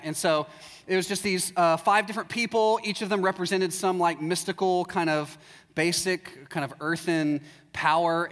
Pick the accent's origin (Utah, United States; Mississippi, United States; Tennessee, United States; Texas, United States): Texas, United States; also born or lived in Chicago / Waco; I'm from Texas, and uh, about 10 years ago, my wife and I moved to Chicago